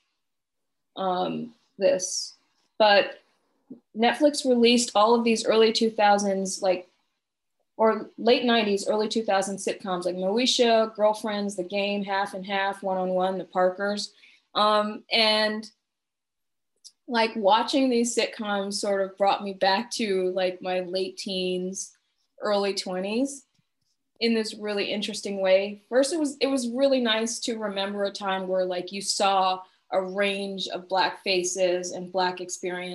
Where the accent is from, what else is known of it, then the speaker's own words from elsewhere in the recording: the South, United States; moved away as an adult; now in Portland, United States; we're both from the South